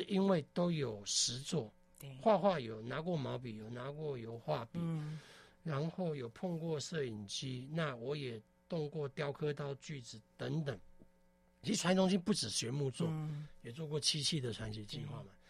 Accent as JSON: {"language": "Chinese", "country": "Taiwan", "said": "很抱歉哦，我是客家人，我不我不是闽南人，但是。我觉得这句话更应该用闽南语去把它讲出来。我讲的不标准啊"}